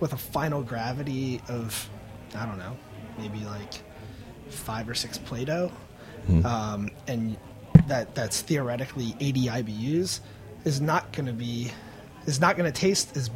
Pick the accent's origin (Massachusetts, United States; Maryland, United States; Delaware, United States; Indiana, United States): Maryland, United States; Baltimore; I'm a dude from Baltimore